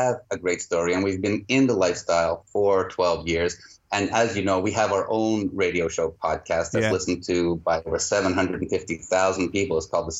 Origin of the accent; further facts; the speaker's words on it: Montreal, Quebec, Canada; We're actually from Montreal in Canada.